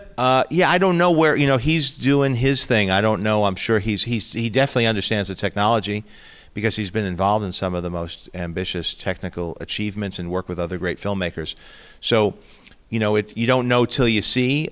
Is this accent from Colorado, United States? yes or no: no; New York City, New York, United States; moved away; also born or lived in Chicago; growing up in Queens